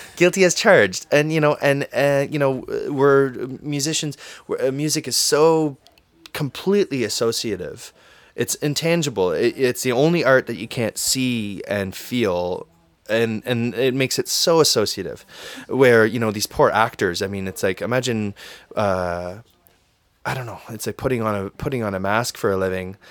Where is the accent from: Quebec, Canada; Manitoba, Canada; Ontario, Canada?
Ontario, Canada; Windsor; also born or lived in Toronto; I love my hometown